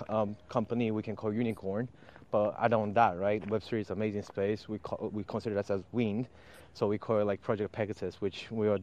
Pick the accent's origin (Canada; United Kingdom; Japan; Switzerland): Japan; I was born in Japan and I really have a huge tie with Japan.